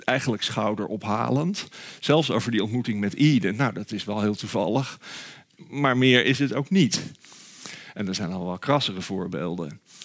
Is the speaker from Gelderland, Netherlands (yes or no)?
yes; Nijmegen, Gelderland, Netherlands; waar ik dan vandaan kom. Toen zei ik Nijmegen